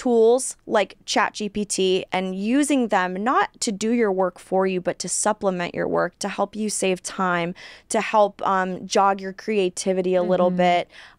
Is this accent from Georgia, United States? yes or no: no; California, United States; Because, again, I was born and raised in California. I was in the California dating pool.